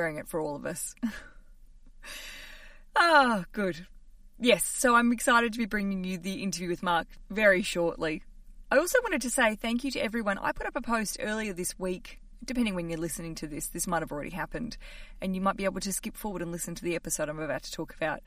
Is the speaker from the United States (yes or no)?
no; Australia; now in London, United Kingdom; I'm an Australian living in London